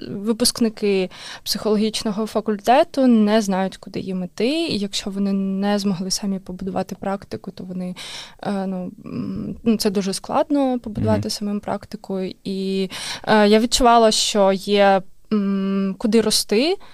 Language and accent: Ukrainian; Kharkiv, Kharkiv Oblast, Ukraine; moved away as an adult; now in Estonia; Я з Харкова.